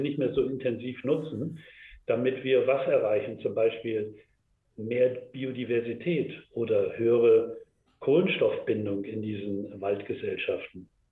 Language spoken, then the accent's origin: German; Germany; bei uns hier in Deutschland und in Europa